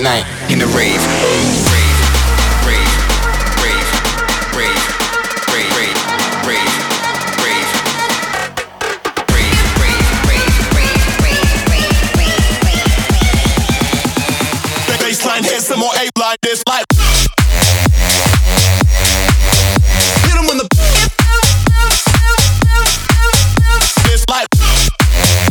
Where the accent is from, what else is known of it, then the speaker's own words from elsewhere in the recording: Helvoirt, North Brabant, Netherlands; Right now I'm in my hometown Helvoort, which is in the south part of the Netherlands